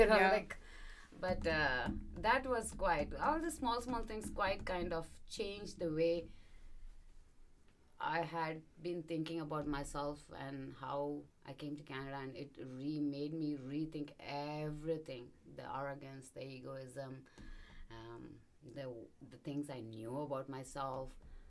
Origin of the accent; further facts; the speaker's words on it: India; And I used to find, I'm from India, right? So when I'm, the sun is every day.